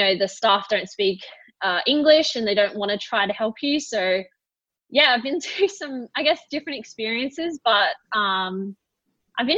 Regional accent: Australia; being Australian

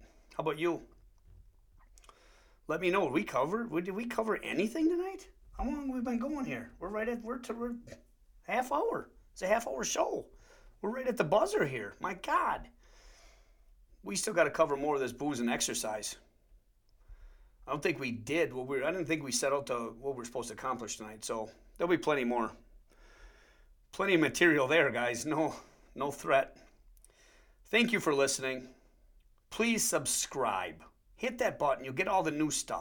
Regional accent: Wisconsin, United States; accent: Wisconsin; we have weird accents anyways in Wisconsin

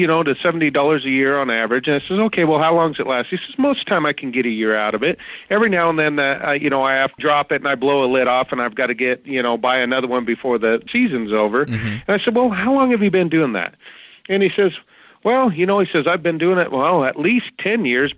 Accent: Walla Walla, Washington, United States; moved away as an adult; now in Idaho, United States; I grew up in Walla Walla, Washington, and my dad was a crab fisherman.

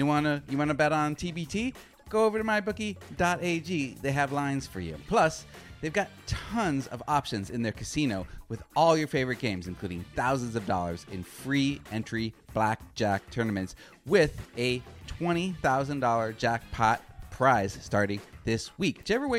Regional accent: Arizona, United States; as a Phoenix Mercury fan, and I'm from Arizona, so I am by default a Phoenix Mercury fan

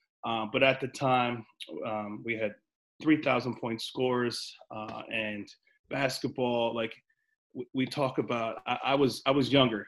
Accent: Princeton, New Jersey, United States; I'm from Princeton. I grew up in Princeton.

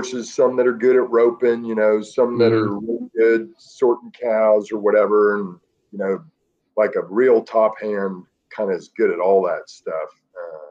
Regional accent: Dallas, Texas, United States; I grew up in Dallas, Texas

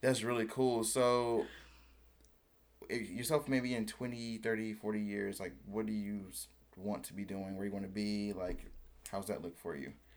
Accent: High Point, North Carolina, United States; also born or lived in Greensboro; I grew up in High Point

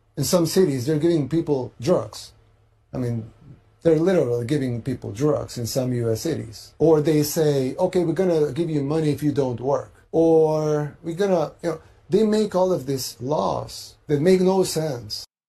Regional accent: El Salvador

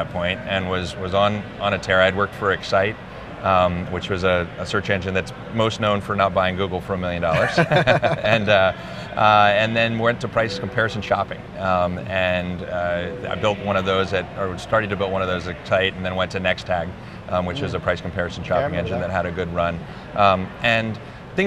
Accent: Charlottesville, Virginia, United States; I grew up in Charlottesville, Virginia

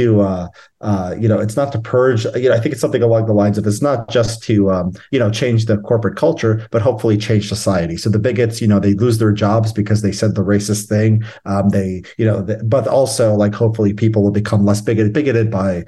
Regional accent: outside Chicago, Illinois, United States; I was born right outside Chicago

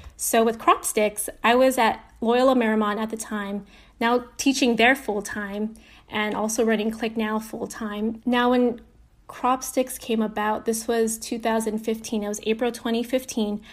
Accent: Aiea, Hawaii, United States; now in Los Angeles, United States; I grew up in Hawaii. I was born and raised

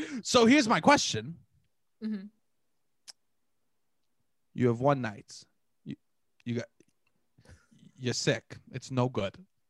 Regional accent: New York City, New York, United States

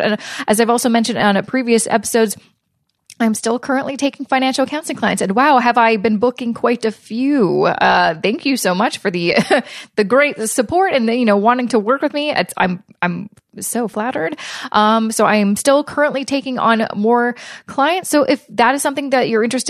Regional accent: Vancouver, British Columbia, Canada; moved away; grew up and born and raised in Vancouver, BC

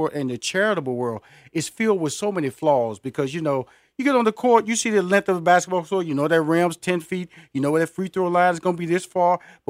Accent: Houston, Texas, United States; now in Atlanta, United States; I'm based in Atlanta, but I'm originally from Houston, Texas.

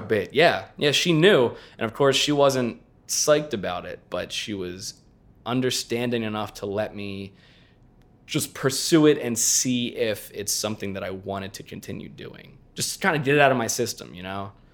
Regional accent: southeastern Pennsylvania, United States; moved away; also born or lived in Los Angeles; southeastern Pennsylvania

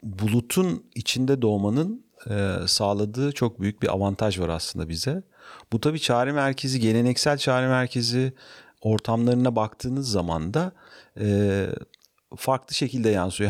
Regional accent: Ankara, Turkey; moved away as an adult; now in Istanbul, Turkey; 1968 yılında Ankara'da doğdum. E, ilkokul, ortaokul, lise, üniversiteyi Ankara'da bitirdim.

